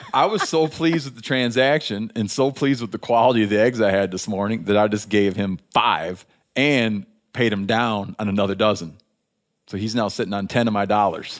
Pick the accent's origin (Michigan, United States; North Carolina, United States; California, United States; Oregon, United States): Michigan, United States; moved away; being from my home state of Michigan